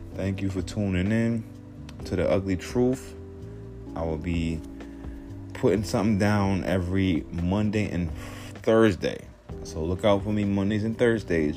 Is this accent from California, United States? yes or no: no; New York City, New York, United States; I'm from the hood, Southside Jamaica, Queens. So, growing up in Southside, a lot of gang activity